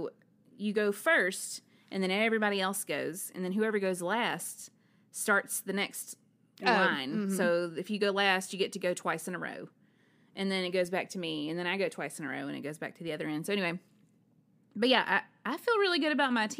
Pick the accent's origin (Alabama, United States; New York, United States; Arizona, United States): Alabama, United States; I'm from Alabama